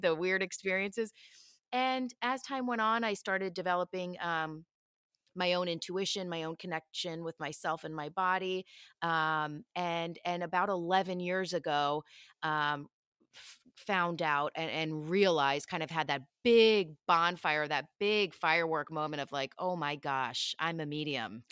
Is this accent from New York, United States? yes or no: no; Philadelphia, Pennsylvania, United States; moved away as an adult; I grew up in Philly